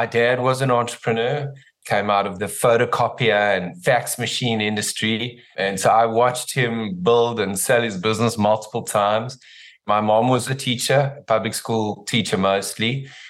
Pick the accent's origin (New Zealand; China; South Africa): South Africa; In South Africa.